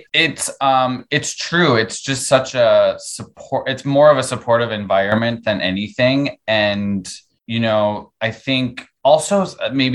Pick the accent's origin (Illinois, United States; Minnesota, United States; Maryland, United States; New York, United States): New York, United States; Buffalo; moved away; I'm from Buffalo and I have all my like siblings are there and a lot of family there